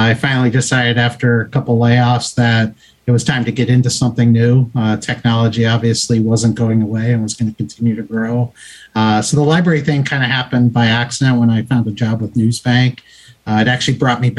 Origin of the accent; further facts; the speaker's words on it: Youngstown, Ohio, United States; now in Naples, Florida, United States; I grew up in Youngstown, Ohio